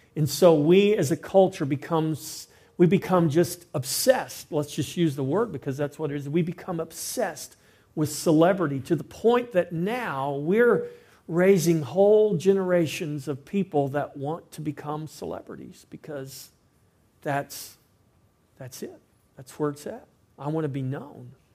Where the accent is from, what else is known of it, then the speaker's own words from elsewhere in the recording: Victoria, Texas, United States; I'm from Victoria, Texas.